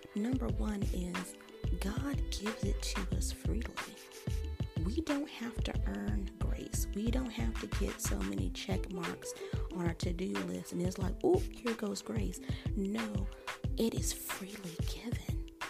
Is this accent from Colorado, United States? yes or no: yes; Colorado, United States; where I grew up in Colorado